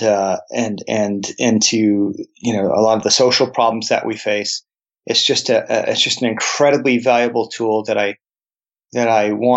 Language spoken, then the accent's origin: English; El Paso, Texas, United States; also born or lived in New Jersey / New York / New Mexico; I grew up in El Paso along the border